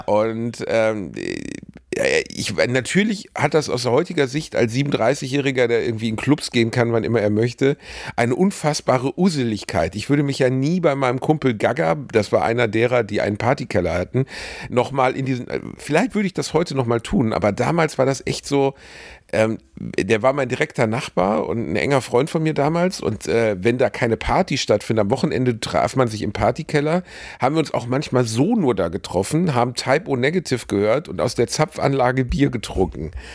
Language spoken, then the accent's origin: German; Gelsenkirchen, North Rhine-Westphalia, Germany; in meiner Heimatstadt Rothausen